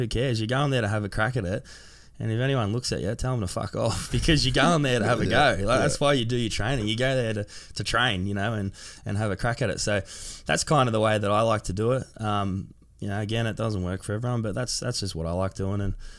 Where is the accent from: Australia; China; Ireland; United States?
Australia; Sydney, New South Wales; I grew up in Sydney, like around the Cronulla area, Sutherland Shire.